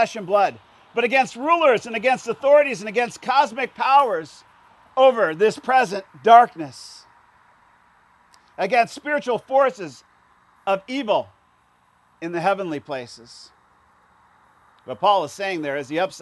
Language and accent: English; Indiana and Illinois, Midwest, United States; me and my friends growing up in Indiana and Illinois